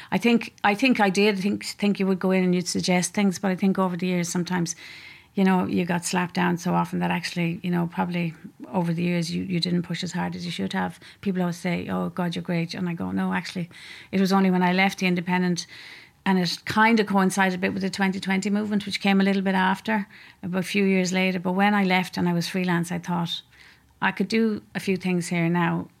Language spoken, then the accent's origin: English; Leinster, Ireland; moved away; I'm from Leash originally